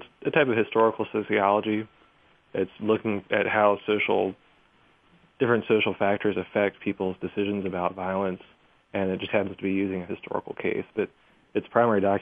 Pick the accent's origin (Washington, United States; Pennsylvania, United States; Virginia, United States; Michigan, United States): Virginia, United States; Richmond; now in Chicago, United States; I grew up in Richmond, Virginia